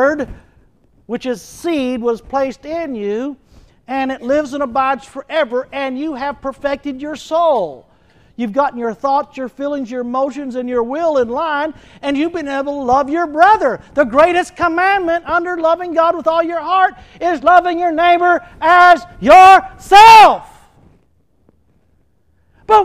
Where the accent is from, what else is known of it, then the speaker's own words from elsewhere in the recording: Texas, United States; I quit being a Texan a long time ago